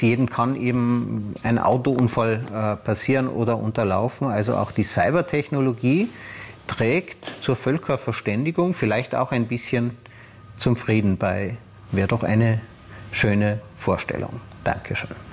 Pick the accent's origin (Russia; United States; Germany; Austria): Austria; bei uns in Österreich